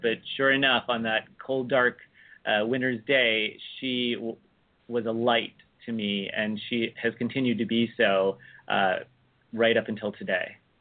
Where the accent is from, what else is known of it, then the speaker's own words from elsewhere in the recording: United States; the oldest Benedictine convent in the United States, right here in my hometown